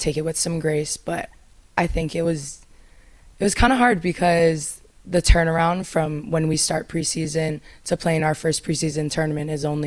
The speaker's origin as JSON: {"language": "English", "town": "Kaneohe", "region": "Hawaii", "country": "United States", "tie": "born or raised there", "also_born_or_lived": "Texas", "said": "born and raised in Kanohe on the east side of Oahu"}